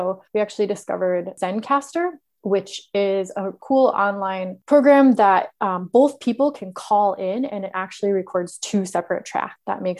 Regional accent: United States; You have just the accent. I'm too American.

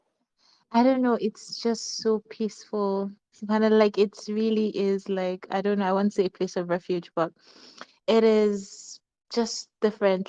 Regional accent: Lagos, Nigeria; also born or lived in Kaduna / Kogi State; I was born in Kaduna. Mm-hmm. I grew up in Lagos. I'm from Kogi State.

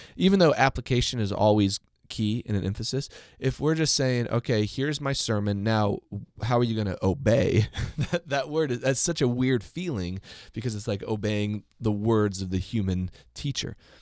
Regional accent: United States; as an American

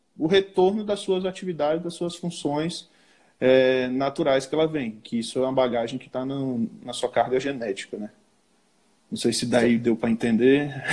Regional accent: Cruz das Almas, Bahia, Brazil; eu sou de Cruz das Almas, ali interiorzinho perto de Salvador, né? Mas a região que eu atuo, que eu trabalho, é aqui no oeste da Bahia

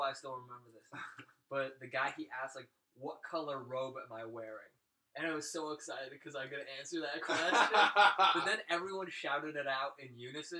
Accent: Laramie, Wyoming, United States; moved away as an adult; now in Denver, United States; Yeah, I was born and raised in Laramie, and I lived there up until like August of this year.

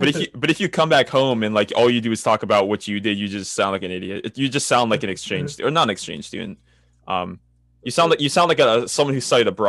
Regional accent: United States; I'm an American

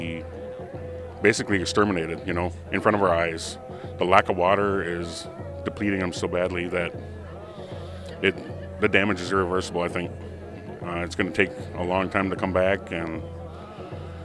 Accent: White Earth Nation, Minnesota, United States; I'm from the White Earth Nation

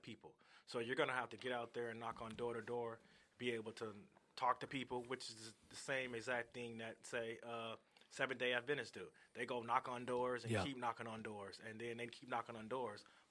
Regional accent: Seattle, Washington, United States; born or raised there; also born or lived in Gary, Indiana / Arizona

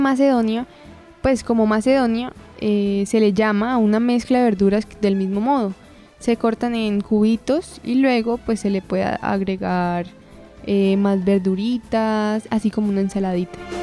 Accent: Colombia; acá en Colombia

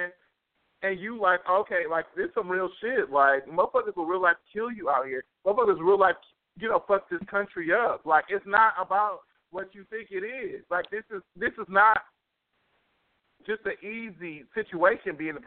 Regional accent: United States; as an American

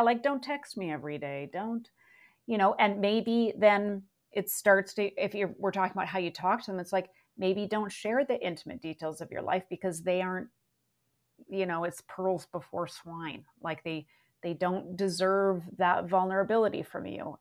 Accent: Vancouver, British Columbia, Canada; I did grow up in a rainforest

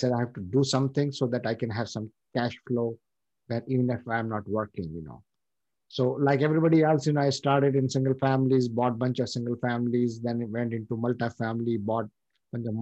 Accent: India; moved away as an adult; now in United States; I come from India

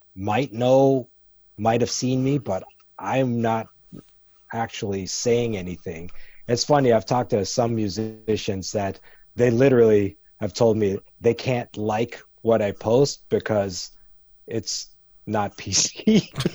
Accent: Canada; moved away as an adult; also born or lived in Kingston, Jamaica / New York City, United States; now in United States; I grew up in Jamaica till I was about six, and then we moved to Canada when I was six and a half. And I grew up in Canada till I was in my early twenties.

